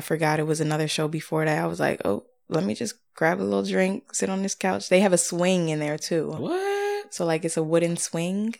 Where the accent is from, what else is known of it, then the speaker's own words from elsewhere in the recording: Chester, Pennsylvania, United States; moved away as an adult; also born or lived in Chichester, Pennsylvania / Garnet Valley, Pennsylvania / Columbia, South Carolina; I'm from uh, like Delaware County area, so Chester, PA, is where I was. I grew up